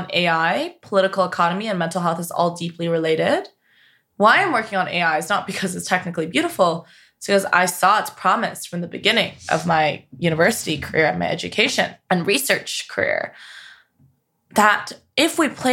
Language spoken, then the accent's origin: English; Canada; now in United States; I'm from Canada